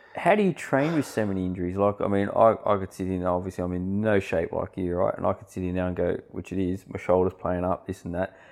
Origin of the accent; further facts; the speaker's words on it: Sydney, New South Wales, Australia; moved away as an adult; now in Central Coast, Australia; I grew up in Western Sydney, um, and we moved here just on six years ago.